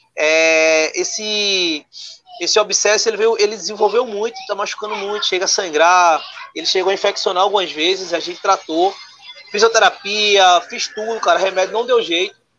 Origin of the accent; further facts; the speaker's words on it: Recife, Pernambuco, Brazil; eu sou pernambucano, recifense